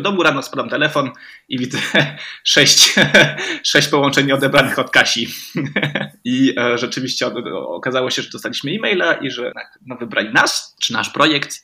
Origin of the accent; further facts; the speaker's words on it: Romandy, Switzerland; ja jestem z Szwajcarii, ogólnie rzecz biorąc. Oczywiście mama jest z Polski, więc e, e, nauczyliśmy się po polsku mówić w domu, ale ogólnie wychowałem się w Szwajcarii